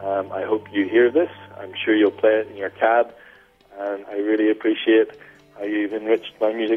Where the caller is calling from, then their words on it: Sydney, New South Wales, Australia; I'm calling from Sydney, Australia.